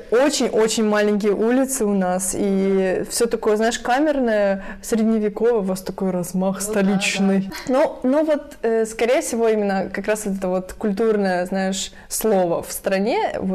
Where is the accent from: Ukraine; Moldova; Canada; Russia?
Ukraine; Lviv, Lviv Oblast; also born or lived in Poland